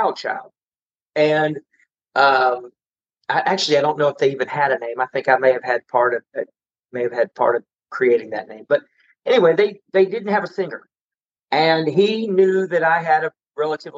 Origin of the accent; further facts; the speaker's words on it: Ennis, Texas, United States; I'm from Ennis, you know, so that's, you know, I'm from Ennis and I didn't play polka music.